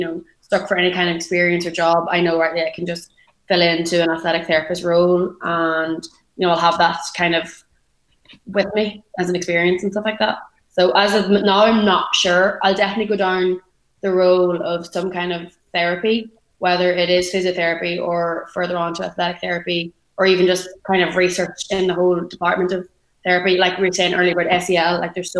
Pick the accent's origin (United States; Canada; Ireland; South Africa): Ireland; Monaghan, Ulster; also born or lived in Dublin; I'm from Ireland. So I'm in a little country called Monaghan.